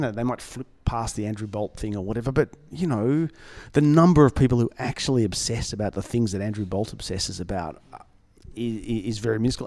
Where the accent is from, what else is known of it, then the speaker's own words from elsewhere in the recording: Melbourne, Victoria, Australia; I'm from Melbourne